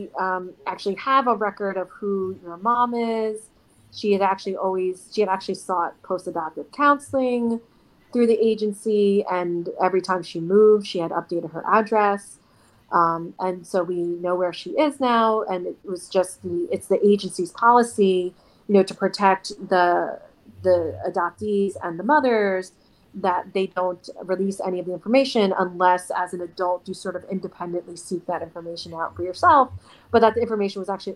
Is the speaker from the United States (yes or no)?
yes; United States; also born or lived in South Korea; growing up in the States